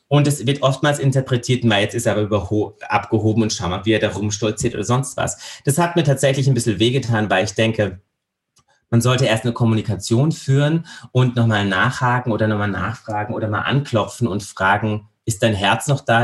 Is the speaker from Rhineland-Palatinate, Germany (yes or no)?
yes; Landau, Rhineland-Palatinate, Germany; now in Austria; Ich bin in Landau in der Pfalz geboren